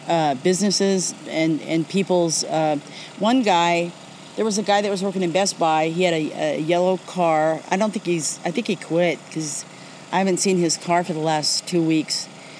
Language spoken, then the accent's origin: English; Sacramento, California, United States; I'm from Sacramento.